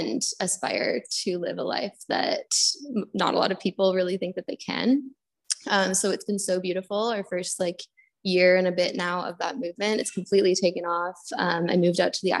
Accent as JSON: {"language": "English", "country": "Canada", "also_born_or_lived": "Bali, Indonesia", "moved": "as an adult", "lives_now": "Indonesia", "said": "Went back to Canada. I'm from Canada"}